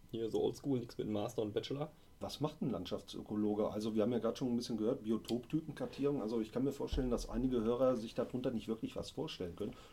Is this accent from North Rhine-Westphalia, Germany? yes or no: yes; Sauerland, North Rhine-Westphalia, Germany; Ich komme aus dem wunderschönen Sauerland.